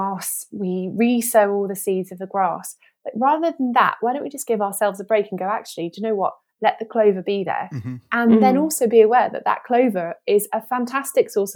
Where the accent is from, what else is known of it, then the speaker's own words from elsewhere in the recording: Kent coast, South East England, United Kingdom; moved away; also born or lived in Devon; I grew up on the Kent coast